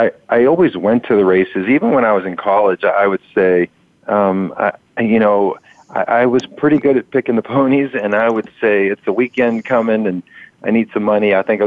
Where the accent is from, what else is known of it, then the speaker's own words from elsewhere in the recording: Youngstown, Ohio, United States; Well, so I grew up in Youngstown, Ohio, and you wouldn't think that's really horse country. But my parents were both immigrants.